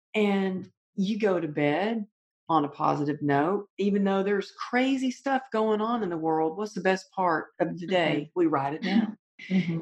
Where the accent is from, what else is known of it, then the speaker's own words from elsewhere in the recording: the South, United States; Growing up in the South, you know, you're taught manners, and we always wrote thank you notes for everything we got.